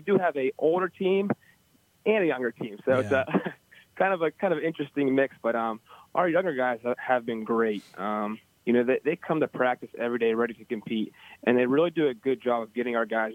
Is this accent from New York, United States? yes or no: no; Pittsburgh, Pennsylvania, United States; I'm pretty much from the Pittsburgh area